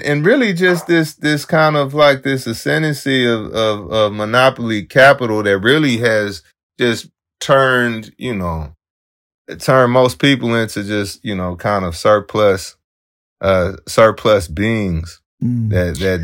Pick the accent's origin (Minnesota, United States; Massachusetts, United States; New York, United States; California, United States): California, United States; San Francisco; I was raised in the Western Addition Cultural Center. Well, now they call it the African American Arts and Culture Complex in the Fillmore